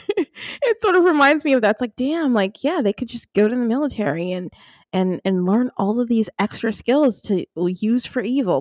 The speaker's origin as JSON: {"language": "English", "region": "New Jersey", "country": "United States", "tie": "born or raised there", "said": "I grew up in New Jersey"}